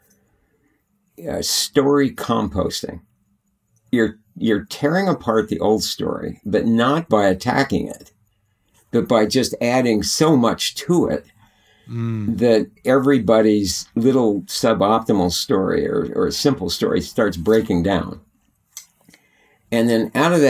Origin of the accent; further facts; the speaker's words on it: Bishop, California, United States; I grew up in the High Sierras in Bishop, California.